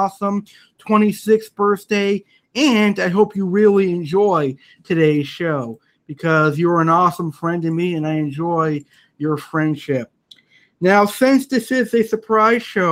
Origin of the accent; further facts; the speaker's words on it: United States; I'm an American